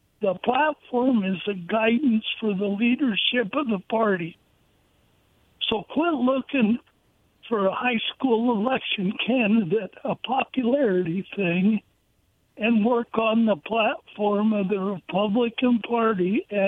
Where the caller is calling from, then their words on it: Kennewick, Washington, United States; … from Kennewick.